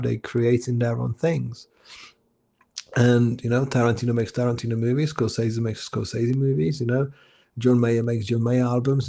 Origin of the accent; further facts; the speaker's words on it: Czechia; English is a second language; moved away as an adult; now in England, United Kingdom; I was born in Czech Republic